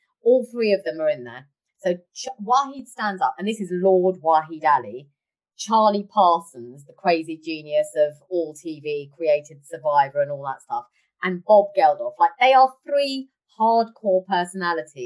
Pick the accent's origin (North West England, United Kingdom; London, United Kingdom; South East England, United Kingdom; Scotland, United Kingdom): London, United Kingdom; I come from Harlesden and Southall